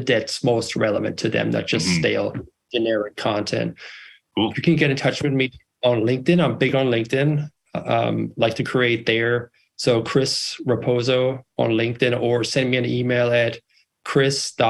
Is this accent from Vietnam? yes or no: no; Germany; now in United States; I'm bilingual, German and English, born and raised in Germany, and moved out west to find the American dream